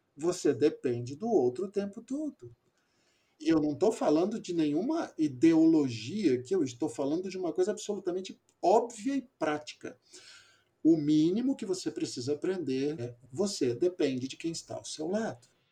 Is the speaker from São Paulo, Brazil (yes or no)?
yes; São Paulo, Brazil; moved away; also born or lived in Amazon; eu sou paulistano